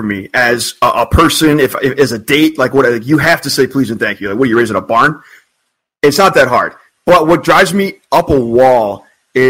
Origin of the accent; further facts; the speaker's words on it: Ohio, United States; also born or lived in Cleveland; now in Chicago, United States; Raleigh and I live in Chicago, we're from Ohio